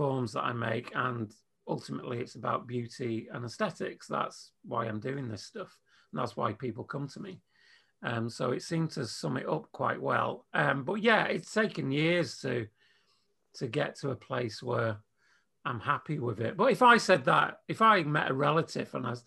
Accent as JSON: {"language": "English", "region": "England", "country": "United Kingdom", "said": "being English"}